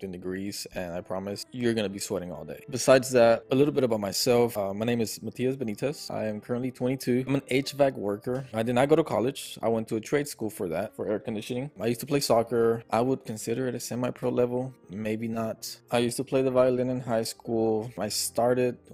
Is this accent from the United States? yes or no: yes; Houston, Texas, United States; also born or lived in Buenos Aires, Argentina; I've been raised in Houston, Texas my entire life.